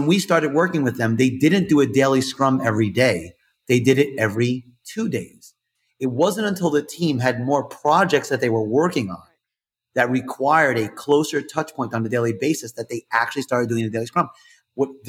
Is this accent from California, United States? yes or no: no; New York, United States; I'm from New York, so I talk with my hands